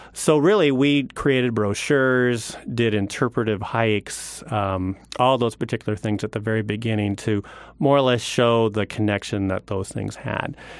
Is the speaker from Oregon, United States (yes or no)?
yes; Oregon, United States; moved away; I'm actually from Oregon, born and raised